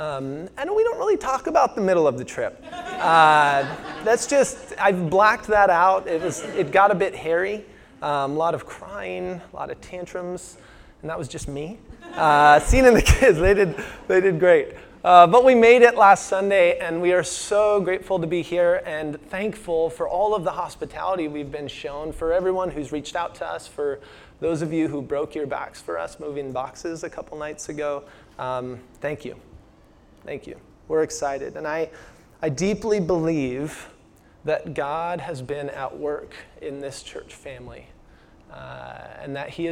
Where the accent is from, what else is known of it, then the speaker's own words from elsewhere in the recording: Washington, United States; moved away; I'm from Washington State